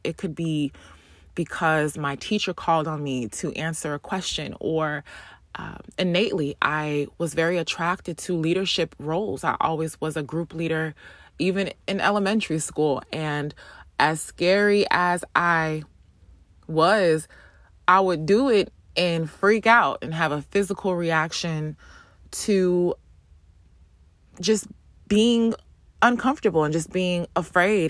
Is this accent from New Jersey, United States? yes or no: yes; East Orange, New Jersey, United States; grew up in New Jersey, born and raised in New Jersey, specifically um, Orange, East Orange, Essex County